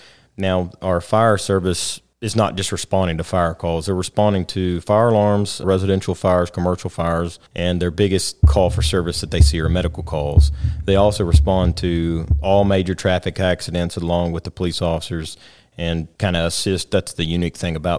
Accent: Rockwall, Texas, United States; I grew up here in Rockwall.

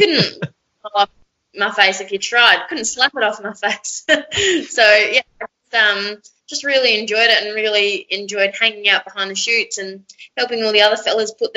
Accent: South Australia, Australia; moved away as an adult; also born or lived in Alice Springs; now in Kununurra, Australia; I'm actually from South Australia, but I've been working and travelling for the last, 10 years.

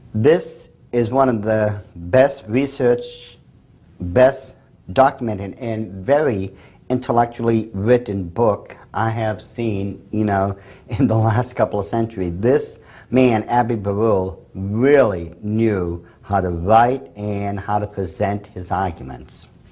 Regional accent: England, United Kingdom; I'm English.

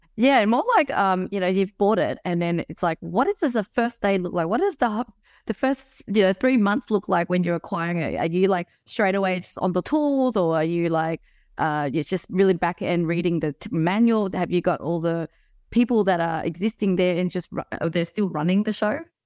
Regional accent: Melbourne, Victoria, Australia; now in Sydney, Australia; I was originally from Melbourne

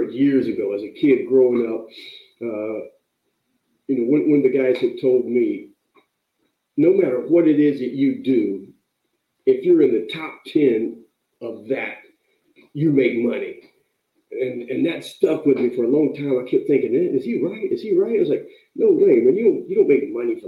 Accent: North Carolina, United States; now in California, United States; I moved out to California from North Carolina. I was raised, working, picking tobacco during the summer. Lived with my grandmother.

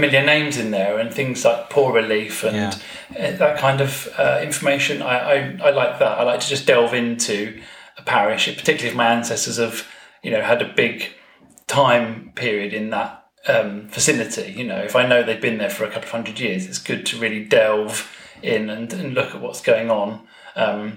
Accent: Hastings, South East England, United Kingdom; now in Kent, United Kingdom; I come from Hastings in East Sussex, but I now live in Kent

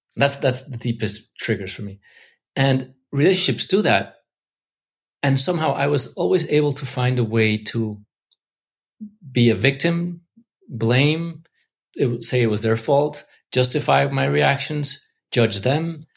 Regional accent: Mexico City, Mexico; now in Los Angeles, United States; I grew up in Mexico

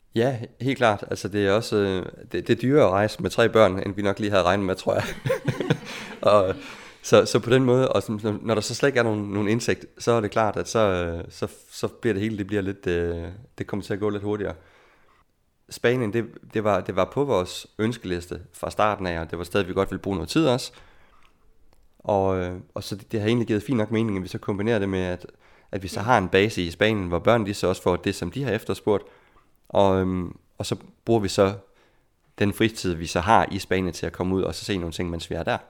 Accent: Denmark; moved away as an adult; som dansker

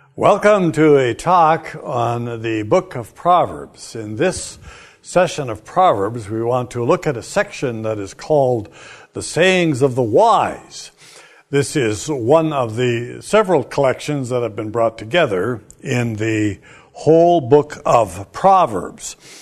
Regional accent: Canada; I'm Canadian

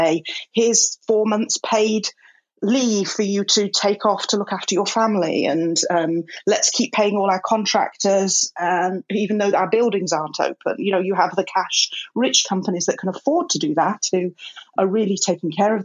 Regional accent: England, United Kingdom; now in Los Angeles, United States; I'm a English woman

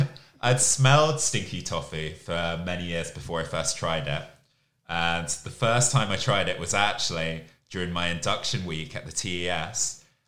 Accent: Camden, London, United Kingdom; now in Asia; I'm originally from Camden in London, but I've lived all over the UK before moving to Asia.

